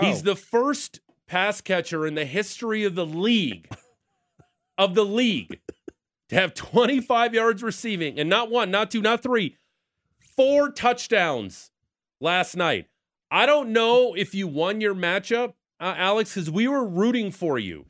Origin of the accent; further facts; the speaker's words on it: Niagara Falls, Ontario, Canada; my hometown of Niagara Falls.